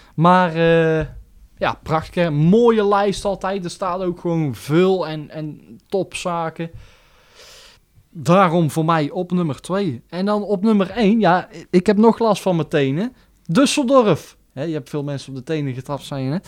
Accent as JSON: {"language": "Dutch", "area": "near Roosendaal", "region": "North Brabant", "country": "Netherlands", "said": "Roosendaal is ook mijn thuis... Ik kom dan niet uit Roosendaal, maar wel uit de buurt."}